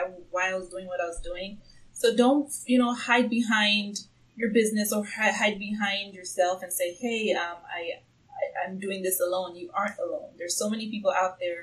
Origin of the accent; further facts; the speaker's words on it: Tanzania; now in Seattle, United States; I'm originally from Tanzania, East Africa, and I do plan on going back home for good by the end of 2018